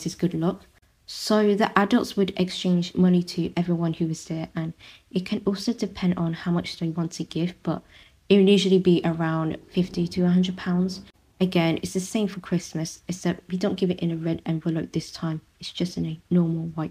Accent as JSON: {"language": "English", "country": "United Kingdom", "tie": "born or raised there", "first_language": "Vietnamese", "said": "I grew up in a predominantly Vietnamese neighborhood."}